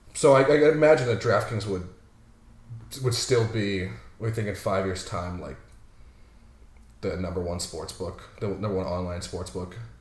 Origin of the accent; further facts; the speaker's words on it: Haverhill, Massachusetts, United States; born and raised in Haverhill, Massachusetts.